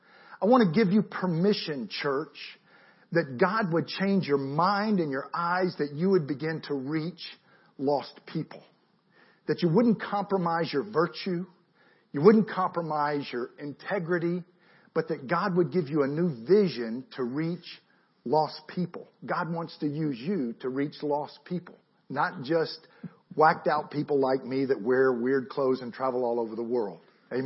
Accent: Marietta, United States; I'm from Marietta.

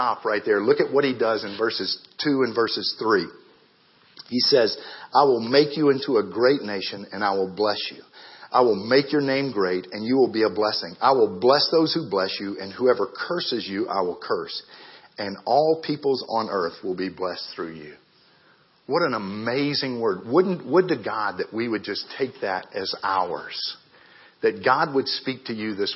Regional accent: Marietta, Georgia, United States; born or raised there; moved away as an adult; also born or lived in Ghana

